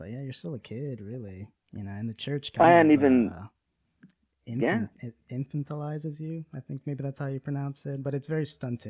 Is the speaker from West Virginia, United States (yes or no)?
no; Destin, Florida, United States; moved away; also born or lived in Utah; I'm from, I guess, the Destin area. People might be more familiar with that. But if you know Pensacola, like Pensacola Beach in the Panhandle.